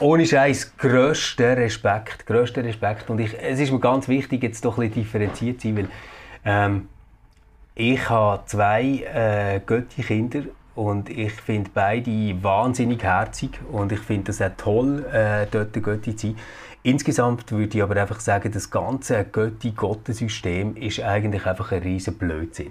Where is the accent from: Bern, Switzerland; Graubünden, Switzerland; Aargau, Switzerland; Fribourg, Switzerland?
Bern, Switzerland; bei uns in Bern